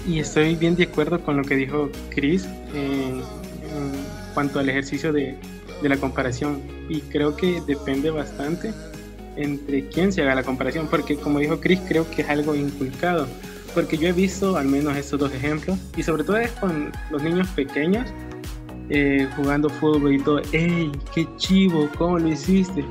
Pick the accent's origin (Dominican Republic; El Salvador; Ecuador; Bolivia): El Salvador; como salvadoreños